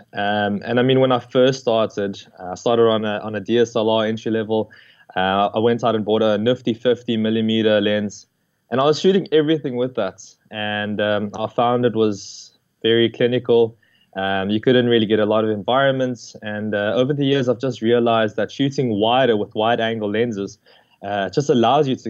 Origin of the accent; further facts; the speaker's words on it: Johannesburg, Gauteng, South Africa; moved away as an adult; now in Cape Town, South Africa; So I'm originally from Joburg. I lived there my whole life and I was born there.